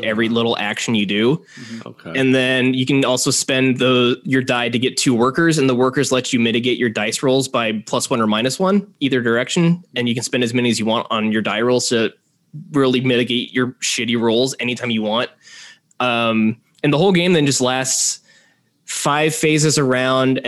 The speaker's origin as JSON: {"language": "English", "region": "Kansas", "country": "United States", "tie": "born or raised there", "moved": "as an adult", "lives_now": "Chicago, United States", "said": "I grew up in Kansas, but then my wife and I moved, well, then girlfriend, we moved to Chicago about 6 years ago"}